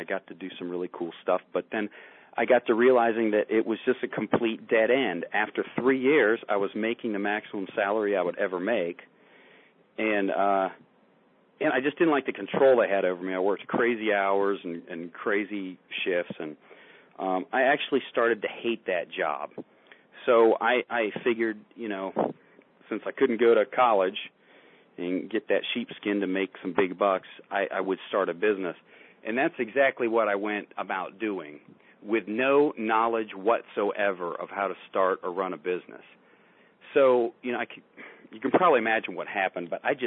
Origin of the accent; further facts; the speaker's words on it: Barberton, Ohio, United States; I grew up in Barberton, Ohio, which is a working class town